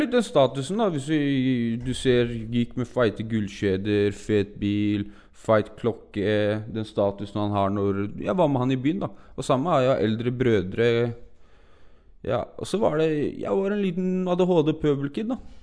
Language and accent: Norwegian; Oslo, Norway; Gusje, der jeg er fra